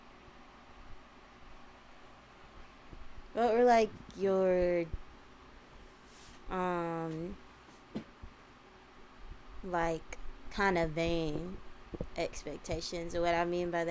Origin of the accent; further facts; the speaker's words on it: Chicago, Illinois, United States; I'm from Chicago